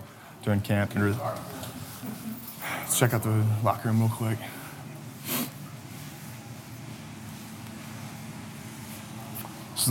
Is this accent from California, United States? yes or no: no; Connecticut, United States; moved away as an adult; now in Lexington, United States; Went to my high school in Connecticut